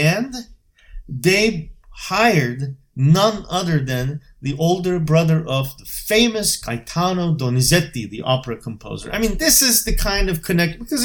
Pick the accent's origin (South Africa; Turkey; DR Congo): Turkey; Bursa; moved away as an adult; now in Boston, United States; my hometown, Bursa